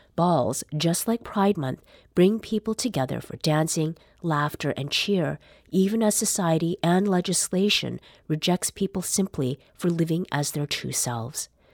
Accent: Canada; accent: Canadian; My Canadian accent.

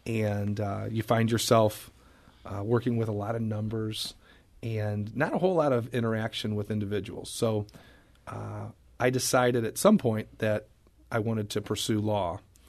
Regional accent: St. Louis, Missouri, United States; No, I was born in St. Louis. Lived in St. Louis my entire life.

